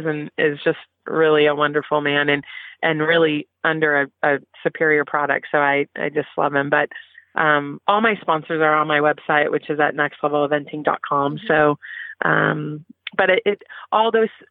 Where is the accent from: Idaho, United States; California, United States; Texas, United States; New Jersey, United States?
California, United States; I grew up in California